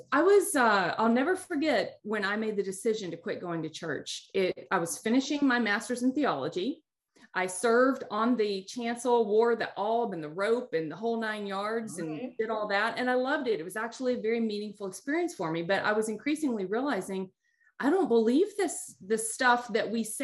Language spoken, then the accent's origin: English; United States; because being American, growing up in the United States, we have all the cultural trappings that come